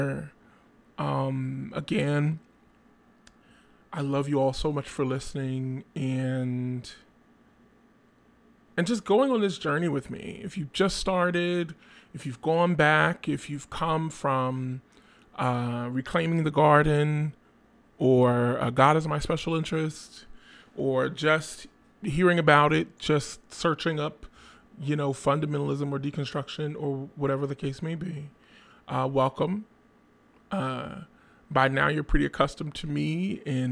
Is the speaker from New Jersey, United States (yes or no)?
yes; Trenton, New Jersey, United States; hailing out of Trent, New Jersey, my hometown